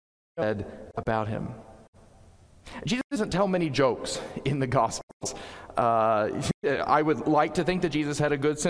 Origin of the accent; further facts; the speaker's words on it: Southeast, United States; also born or lived in Connecticut; now in New Canaan, United States; Growing up in the Southeast, I was taught a slightly different way to approach disagreements and conflict